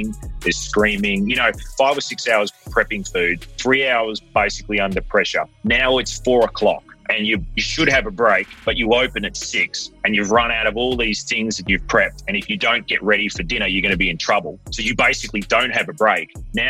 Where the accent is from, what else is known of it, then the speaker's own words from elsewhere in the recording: Melbourne, Victoria, Australia; born there; Yes, I was born in Melbourne, actually.